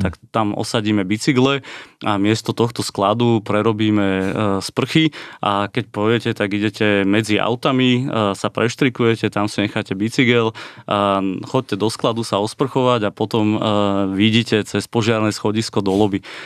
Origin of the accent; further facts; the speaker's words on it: Slovakia; sme Slováci všetci